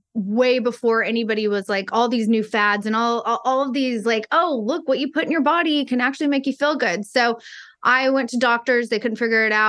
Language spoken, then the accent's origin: English; Texas, United States; I'm from Texas